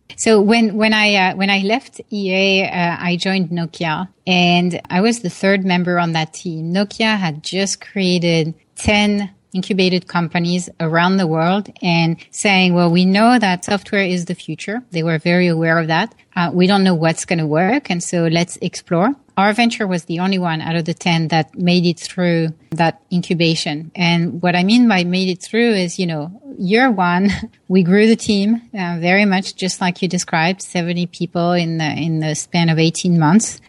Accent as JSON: {"language": "English", "town": "Paris", "region": "Île-de-France", "country": "France", "tie": "born or raised there", "moved": "yes", "said": "I grew up in Paris, France"}